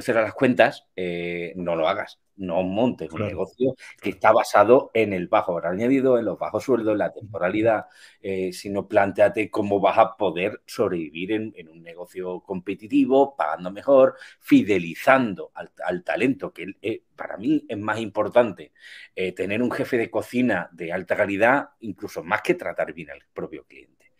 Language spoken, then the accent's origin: Spanish; Spain; como buen latino español